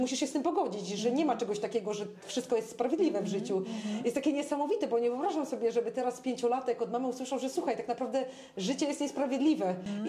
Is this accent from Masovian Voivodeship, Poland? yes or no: no; Szczecin, West Pomeranian Voivodeship, Poland; ja jako szczecinianka